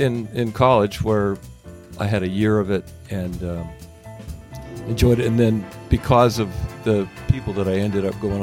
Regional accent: Findlay, Ohio, United States; also born or lived in Dallas, United States / Las Vegas, United States / Los Angeles, United States; Okay, so I grew up in Findlay, Ohio, and went to Bowling Green, where I majored in music.

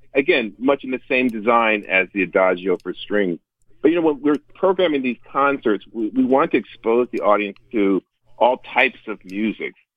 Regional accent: Greensboro, North Carolina, United States; moved away; also born or lived in Oklahoma; we settled in Greensboro, North Carolina, where my dad was the dean of, a, of a all girls black college, uh, Bennett College, and that's so that's where I say I grew up, even though I was born in Oklahoma

